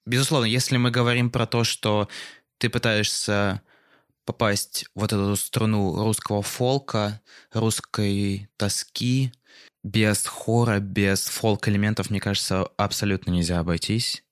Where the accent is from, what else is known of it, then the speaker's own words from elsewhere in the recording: Moscow, Russia; это вот мой родной город